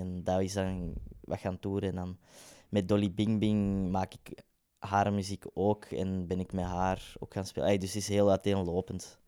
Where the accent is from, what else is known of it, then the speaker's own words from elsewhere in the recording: Kempen, Belgium; now in Ghent, Belgium; we zijn allebei van de Kempen